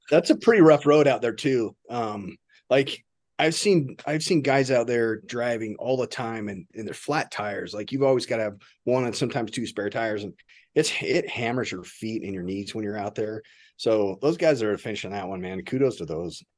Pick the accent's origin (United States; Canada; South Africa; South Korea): United States; Nebraska; I was from Nebraska.